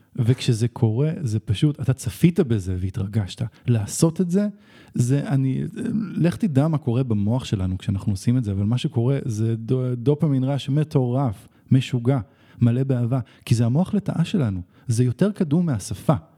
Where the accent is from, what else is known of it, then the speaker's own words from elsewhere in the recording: Israel; אבל אני כן ישראלי